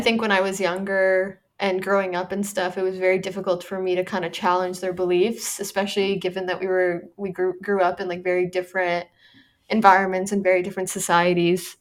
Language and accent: English; Canada; moved away; I'm Canadian